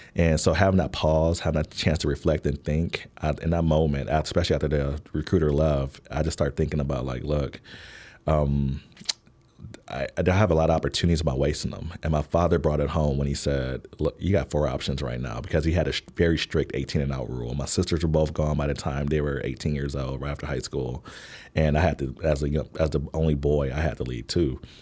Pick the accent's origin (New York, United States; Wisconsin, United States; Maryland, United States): Wisconsin, United States; Milwaukee; moved away as an adult; also born or lived in Washington, D.C. / Baltimore / Fort Wayne, Indiana; now in Chicago, United States; I was born in Milwaukee, Wisconsin